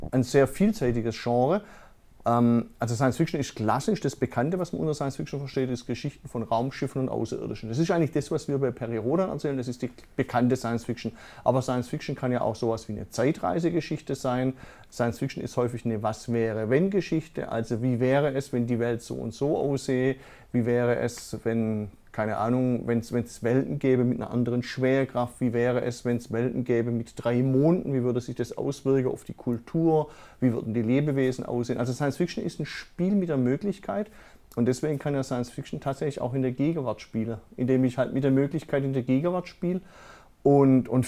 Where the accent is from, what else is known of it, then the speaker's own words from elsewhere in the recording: Freudenstadt, Baden-Württemberg, Germany; Also ich komme ja aus Freudenstadt, aus dem Dorf von Hinterfreudenstadt.